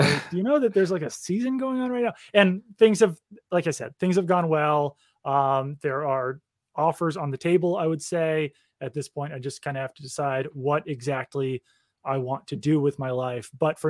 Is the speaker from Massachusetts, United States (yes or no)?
yes; Sharon, Massachusetts, United States; But I will also say that I grew up in Sharon, Massachusetts